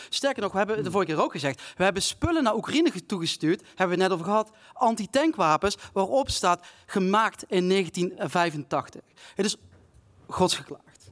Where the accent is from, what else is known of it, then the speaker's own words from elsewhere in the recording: South Limburg, Netherlands; Ik kom zelf uit Zuid-Limburg